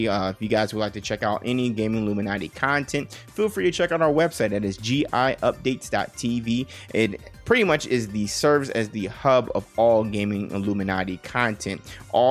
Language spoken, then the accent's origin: English; Las Vegas, Nevada, United States; I'm born and raised in Las Vegas. I am a true Las Vegas son